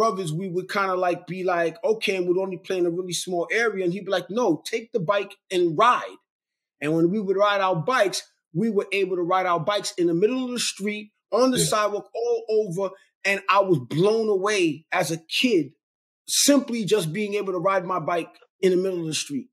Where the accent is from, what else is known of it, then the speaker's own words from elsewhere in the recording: Brooklyn, New York, United States; also born or lived in Queens, New York; now in Long Island, United States; we all lived in a small 3-bedroom apartment in the projects in Brooklyn, New York. I'm from Brooklyn, okay. born in Queens